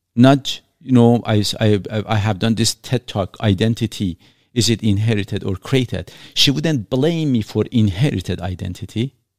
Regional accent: Iran; English is a second language; now in Canada; I was born in Iran

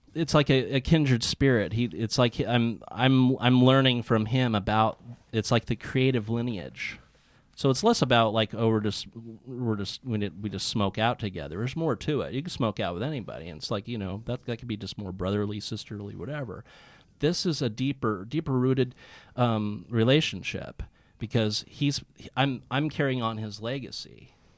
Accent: Santa Cruz, California, United States; Santa Cruz, which is where I'm from

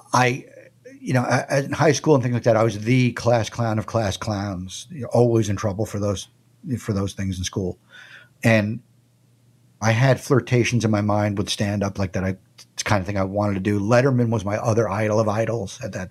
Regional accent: Long Island, New York, United States; moved away as an adult; also born or lived in Philadelphia; WBAB on Long Island for like 4 years, which was like my hometown big rock station

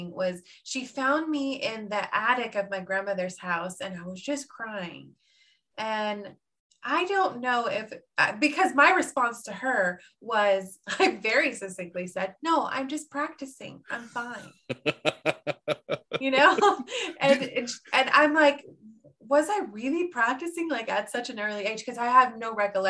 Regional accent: Lewisville, Texas, United States; moved away as an adult; also born or lived in Carlsbad, New Mexico; I grew up in Lewisville, and obviously I graduated from Lewisville High School

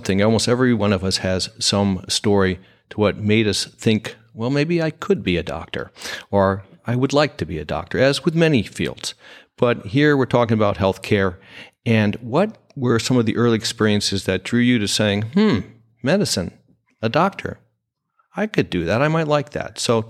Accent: Ohio, United States; born there; he actually went to where my birth state is, Ohio University

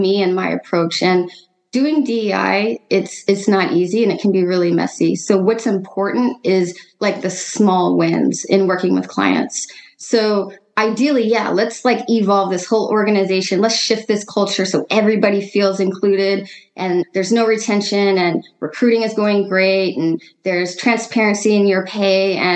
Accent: Seattle, Washington, United States; also born or lived in New York / California; now in Oakland, United States; I'm originally from Seattle

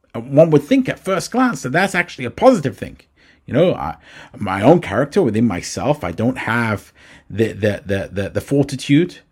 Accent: England, United Kingdom; moved away; when I grew up in England

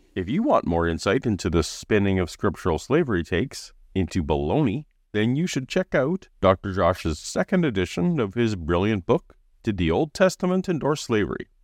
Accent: Canada; as a Canadian

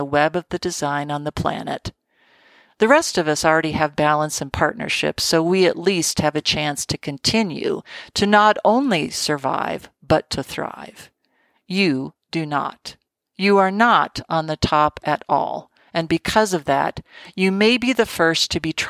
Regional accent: Colorado, United States; in my home state of Colorado

